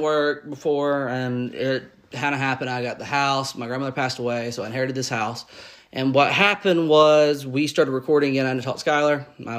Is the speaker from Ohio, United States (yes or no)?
no; Georgia, United States; we're from Georgia.